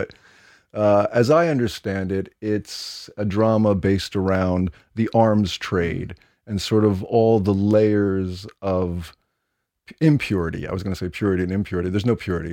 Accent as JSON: {"language": "English", "region": "New York", "country": "United States", "said": "I'm from New York"}